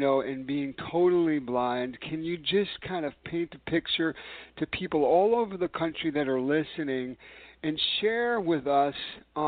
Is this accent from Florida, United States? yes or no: no; New York City, New York, United States; New York City, my hometown